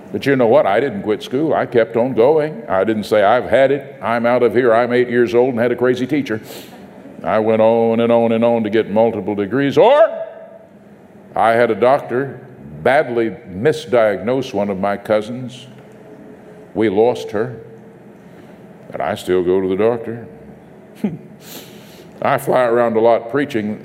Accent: North Texas, United States; my hometown in North Texas

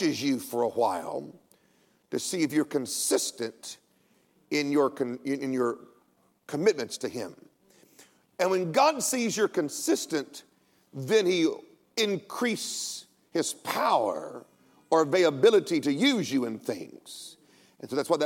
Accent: United States; I'm an American

